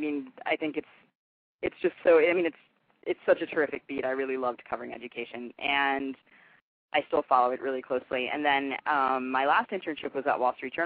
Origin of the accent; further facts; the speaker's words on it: Bethesda, Maryland, United States; moved away as an adult; also born or lived in Connecticut; now in New York City, United States; I was born in Connecticut, and I moved to Bethesda, Maryland when I was 5 years old. And I grew up there